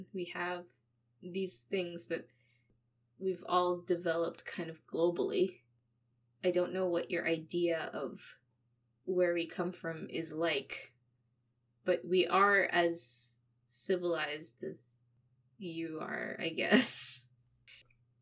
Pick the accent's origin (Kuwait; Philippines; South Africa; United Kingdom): Philippines; now in Canada; I'm Canadian, but I grew up in the Philippines